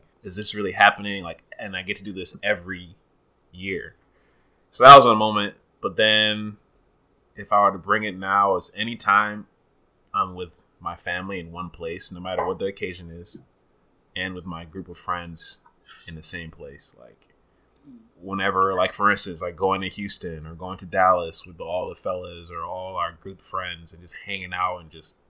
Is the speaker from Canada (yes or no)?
no; Uganda; moved away; Growing up in Uganda